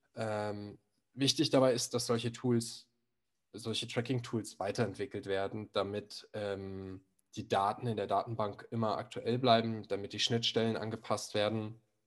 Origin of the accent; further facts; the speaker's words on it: Berlin, Germany; ich komme aus Berlin